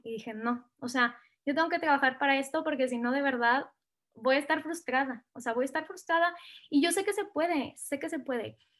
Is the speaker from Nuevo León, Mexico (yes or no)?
yes; Monterrey, Nuevo León, Mexico; moved away as an adult; also born or lived in Chile; now in Mexico City, Mexico; soy, como bien lo dijiste, del norte del país, soy de Monterrey